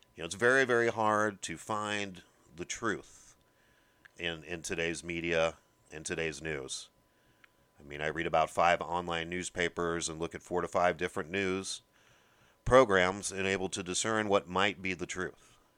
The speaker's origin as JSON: {"language": "English", "region": "Midwest", "country": "United States", "said": "I'm from the Midwest"}